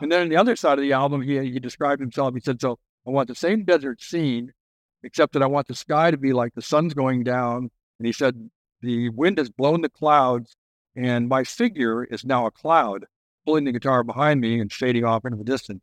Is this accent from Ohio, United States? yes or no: no; Oceanside, California, United States; I grew up in Oceanside